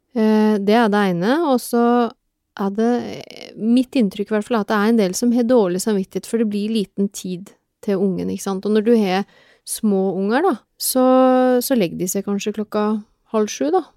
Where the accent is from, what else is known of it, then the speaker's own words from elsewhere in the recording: Telemark, Norway; moved away as an adult; now in Oslo, Norway; jeg er fra Telemark opprinnelig, men jeg har bodd i Oslo siden 1996